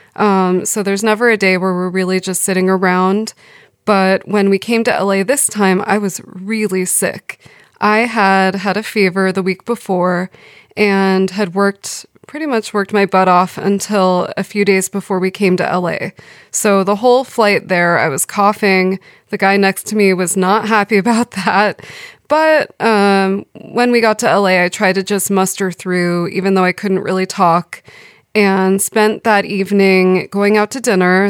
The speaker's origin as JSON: {"language": "English", "town": "Los Angeles", "region": "California", "country": "United States", "tie": "born or raised there", "moved": "as an adult", "lives_now": "Sweden", "said": "I grew up in Valley Village, which is a part of Studio City, which is in the San Fernando Valley"}